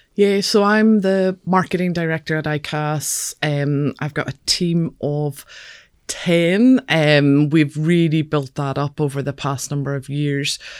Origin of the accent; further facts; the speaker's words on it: Belfast, Northern Ireland, United Kingdom; moved away as an adult; now in Edinburgh, United Kingdom; I grew up in Belfast